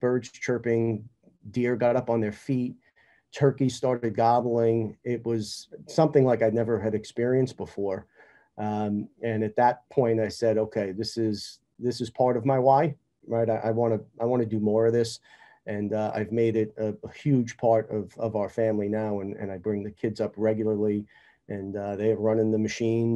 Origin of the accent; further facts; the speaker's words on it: New York, United States; growing up in New York